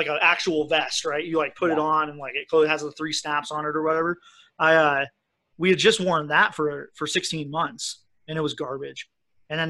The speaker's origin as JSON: {"language": "English", "region": "Colorado", "country": "United States", "tie": "born or raised there", "said": "I grew up in Colorado with, you know, my dad was really into hiking and camping and fishing, and so I was just outside a lot"}